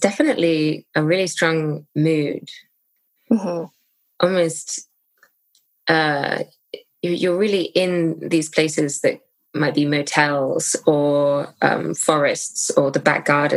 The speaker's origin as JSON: {"language": "English", "country": "United Kingdom", "said": "as a British person"}